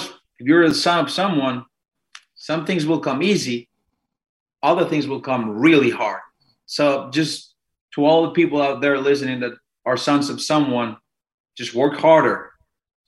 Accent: Mexico City, Mexico; moved away; I'm Mexican, born and raised in Mexico City.

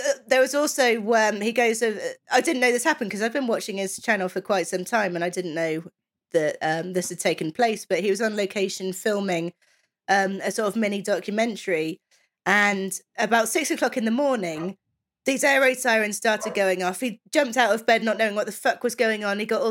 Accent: England, United Kingdom; some of us English

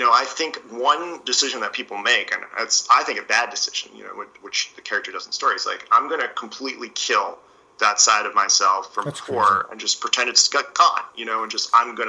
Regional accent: East Coast, United States; I grew up in the East Coast

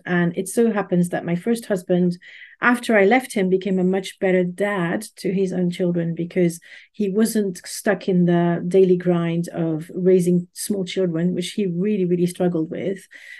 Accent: Paris, Île-de-France, France; English is a second language; moved away as an adult; I'm initially from Paris. I think I've mentioned this before, but just in case, Paris in France, not Paris, Texas.

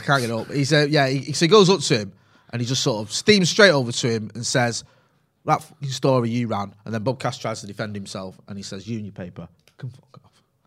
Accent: Greater Manchester, North West England, United Kingdom; born or raised there; accent: Mancunian

